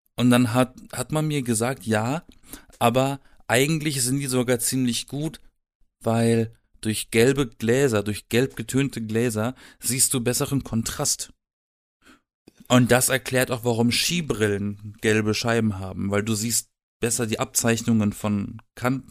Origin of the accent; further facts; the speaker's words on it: Black Forest, Baden-Württemberg, Germany; Ich komme aus dem Schwarzwald. Ja. Ich war umgeben von Wald. Also ich habe theoretisch im Wald gelebt.